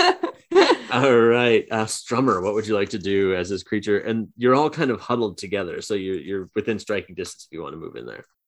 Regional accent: Boston, Massachusetts, United States; we're from Boston

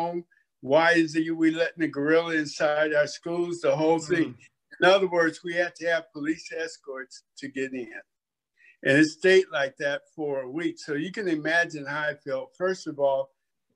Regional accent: Oakland, California, United States; I grew up in Oak Town. Everybody knows it as Oakland

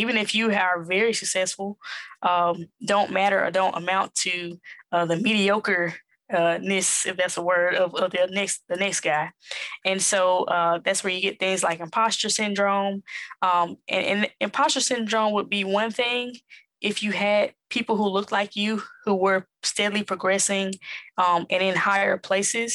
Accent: Jackson, Mississippi, United States; accent: Southern; moved away as an adult; also born or lived in New York City; now in Atlanta, United States; born and raised in Jackson, Mississippi, raised by my mother and my grandmother

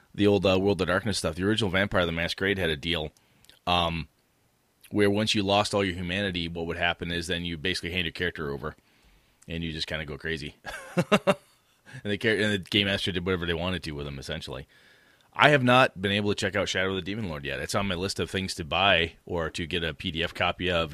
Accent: half hour from Stevens Point, Wisconsin, United States; half hour from my hometown.

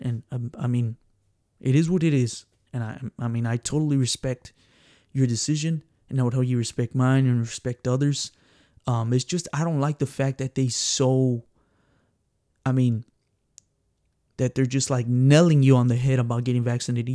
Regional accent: San Antonio, Texas, United States; born and raised here in San Antonio, Texas

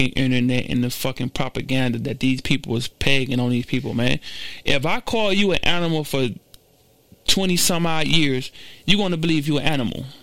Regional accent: Garden Valley, United States; Well, I'm from the slums of the slums, boy. I was born and raised in Garden Valley. Nobody would have thought that, right?

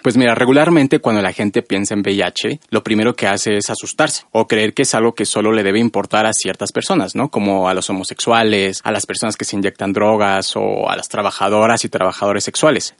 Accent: State of Mexico, Mexico; moved away as an adult; now in Mexico City, Mexico; Nací aquí en la Ciudad de México y vivo aquí también desde hace ya unos años, desde que entré a la universidad, pero crecí en un pueblito al norte del Estado de México

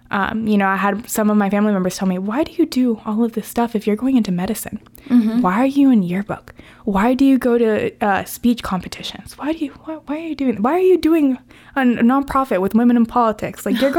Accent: Venezuela; I had told her that I was from Venezuela.

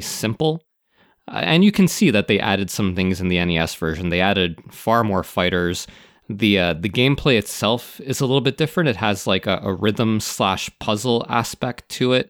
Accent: Canada; I'm Canadian

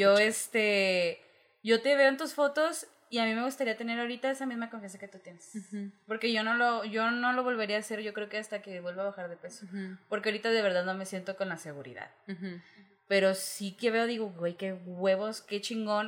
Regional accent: Ciudad Juárez, Chihuahua, Mexico; yo vengo de Ciudad Juárez.

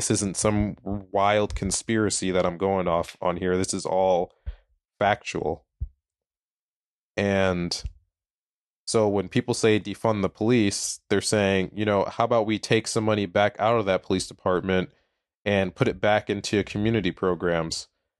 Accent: Minneapolis, Minnesota, United States; I'm from Minneapolis. My parents had to my mom had to move us out to a suburb to get a good education

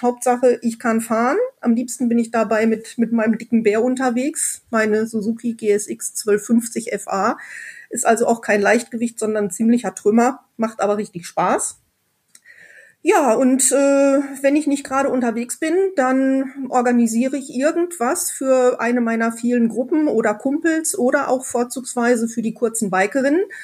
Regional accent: Sauerland, North Rhine-Westphalia, Germany; Ich komme aus dem Sauerland.

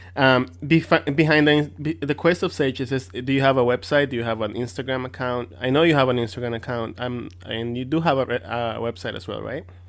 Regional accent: Mexico; English is a second language; I'm from Mexico

